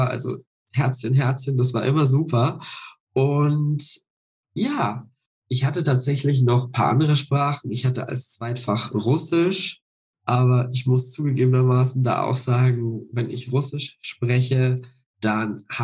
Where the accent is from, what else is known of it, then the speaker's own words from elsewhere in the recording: near Passau, Lower Bavaria, Germany; moved away as an adult; now in Leipzig, Germany; Ich bin ja in Niederbayern aufgewachsen, in der Nähe von Passau.